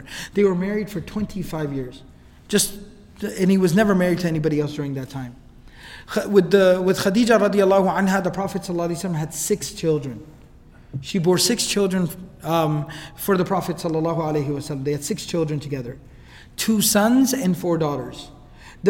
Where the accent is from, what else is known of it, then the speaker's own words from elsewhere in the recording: Dallas, Texas, United States; I was born and raised here in Dallas.